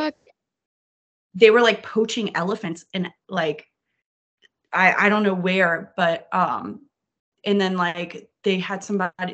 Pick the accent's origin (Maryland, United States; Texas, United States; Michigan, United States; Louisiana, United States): Louisiana, United States; New Orleans; I'm from New Orleans, that's not a southern accent